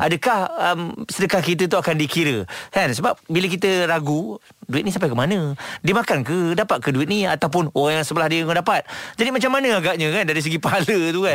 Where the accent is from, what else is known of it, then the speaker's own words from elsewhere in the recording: Malaysia; kita sebagai rakyat Malaysia